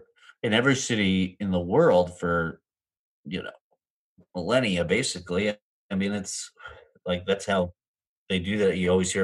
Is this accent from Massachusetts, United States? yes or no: yes; Massachusetts, United States; now in Jersey City, United States; I grew up in Mass